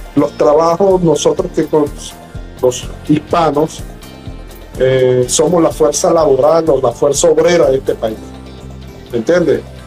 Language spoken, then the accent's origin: Spanish; Venezuela; moved away as an adult; now in United States; soy venezolano, eh, emigrado eh, de, mi país por las circunstancias que conocemos